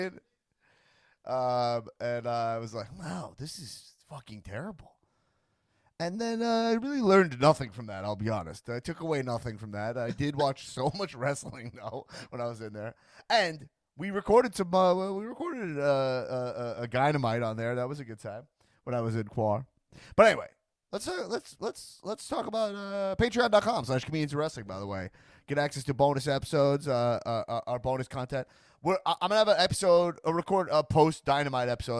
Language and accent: English; Long Island, New York, United States; now in Los Angeles, United States; I grew up on Long Island